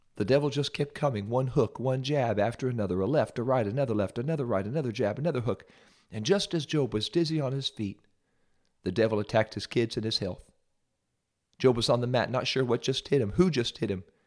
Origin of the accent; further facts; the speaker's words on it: Ohio, United States; I'm from Ohio